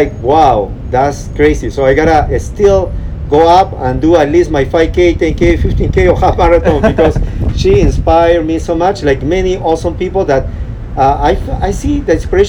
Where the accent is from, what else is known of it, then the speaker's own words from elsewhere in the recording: Peru; accent: Peruvian; moved away; also born or lived in Downey, California; I'm actually really from Peru